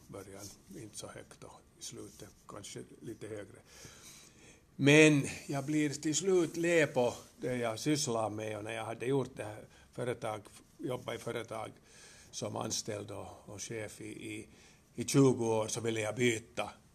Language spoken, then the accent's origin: Swedish; Helsinki, Uusimaa, Finland; also born or lived in Kuopio; Jag är alltså jag är född i Helsingfors. Jag har börjat min skola i Kuopio. Jag har gått hälften av min skola på finska och sen andra hälften på svenska